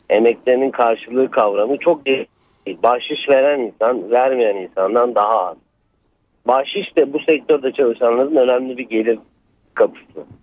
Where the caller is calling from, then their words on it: Izmir, Turkey; ben İzmir'den.